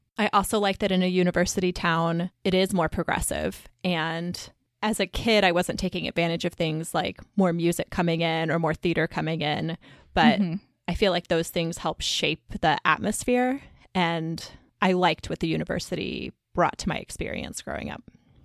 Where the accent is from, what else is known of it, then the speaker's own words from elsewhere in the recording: Columbia, Missouri, United States; moved away; I grew up in Columbia, Missouri, which is a university town. It's where the University of Missouri is. And it's right in the middle of the state.